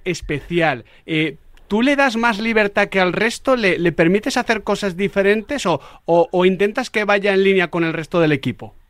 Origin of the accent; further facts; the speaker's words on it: Mexico; entiendo yo como, como mexicano